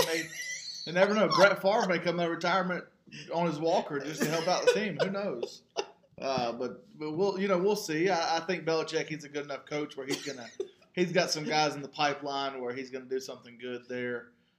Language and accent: English; North Carolina, United States; We're both from North Carolina.